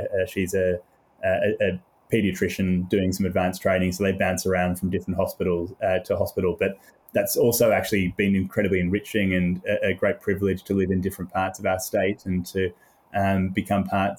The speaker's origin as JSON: {"language": "English", "country": "Australia", "tie": "born or raised there", "also_born_or_lived": "United Kingdom", "accent": "mid-Indian Ocean", "said": "I was born in the UK and then came to Australia. So I've got a slightly, I don't know, mid-Indian Ocean accent, whatever the correct geography would be."}